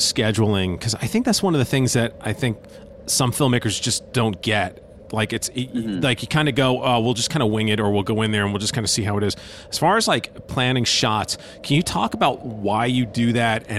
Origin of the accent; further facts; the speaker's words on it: New Jersey, United States; having grown up in New Jersey